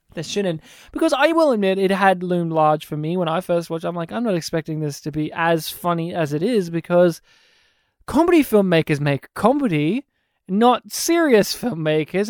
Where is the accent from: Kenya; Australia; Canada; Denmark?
Australia; my hometown didn't have fluoridated water.